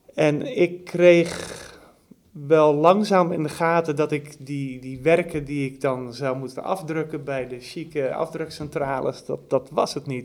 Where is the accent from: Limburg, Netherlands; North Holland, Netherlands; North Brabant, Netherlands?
North Holland, Netherlands; Anna Paulowna; ik kom zelf uit Annapolona en dat ligt daar nog geen 10 kilometer vandaan